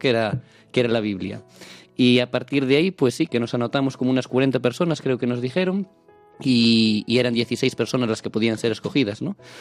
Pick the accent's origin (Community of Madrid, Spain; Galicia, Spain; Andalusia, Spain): Galicia, Spain; Palas de Rei; yo soy de Palas de Rey, un pueblecito en la provincia de Lugo